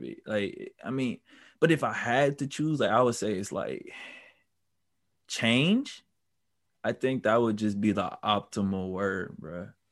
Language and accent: English; Milwaukee, Wisconsin, United States; also born or lived in Brown Deer, Wisconsin; I'm from Milwaukee. I was born and raised there